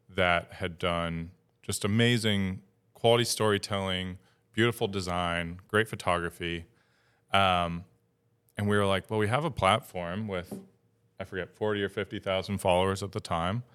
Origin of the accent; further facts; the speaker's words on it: Upstate New York, United States; moved away as an adult; now in Maine, United States; Upstate New York